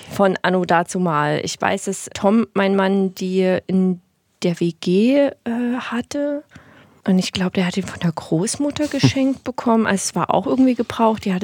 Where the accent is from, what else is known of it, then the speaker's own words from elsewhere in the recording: East Germany, Germany; born there; Also ich bin halt in Ostdeutschland geboren, von daher, ne, wie ich es schon gesagt habe, habe ich natürlich viele Dinge mitgegeben bekommen, die wahrscheinlich ziemlich ostdeutsch sind.